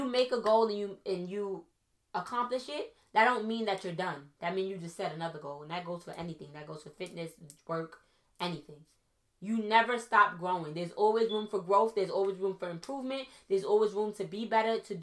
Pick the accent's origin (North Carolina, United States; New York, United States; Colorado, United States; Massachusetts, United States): New York, United States; New York City; also born or lived in Trinidad and Tobago; I'm from Brooklyn